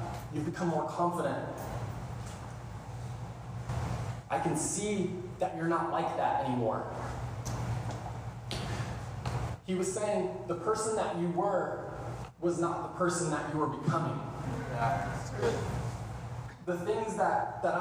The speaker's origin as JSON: {"language": "English", "town": "Kansas City", "country": "United States", "tie": "born or raised there", "moved": "yes", "said": "Kansas City, my hometown"}